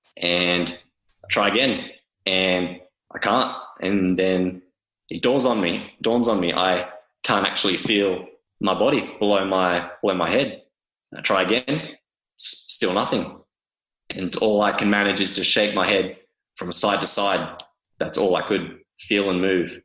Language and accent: English; Sydney, New South Wales, Australia; also born or lived in Perth; growing up, just sort of out in the western suburbs of Sydney